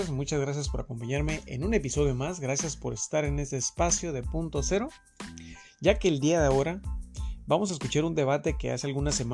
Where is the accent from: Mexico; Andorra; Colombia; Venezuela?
Mexico